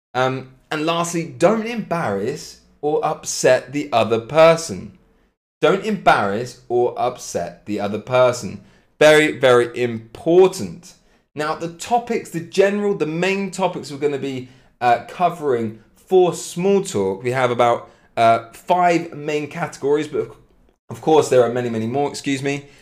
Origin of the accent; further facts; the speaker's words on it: Cambridge, East of England, United Kingdom; accent: British; I'm from England, from Cambridge, British accent, absolutely